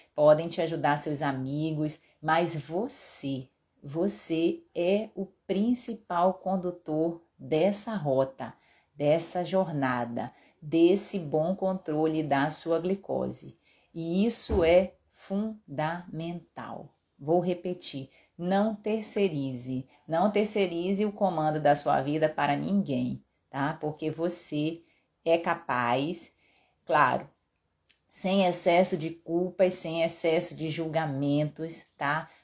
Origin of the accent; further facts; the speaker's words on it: Pará, Brazil; eu sou paraense, meu pai é cearense